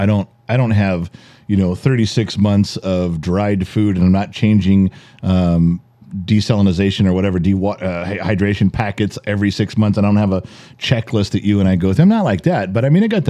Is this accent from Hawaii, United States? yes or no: no; Southern California, United States; We grew up in California, Southern California's